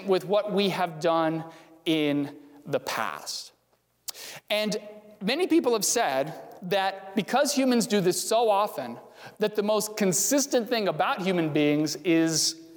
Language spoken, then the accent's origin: English; Fredericksburg, Virginia, United States; now in Arlington Heights, United States; I grew up in Fredericksburg, Virginia.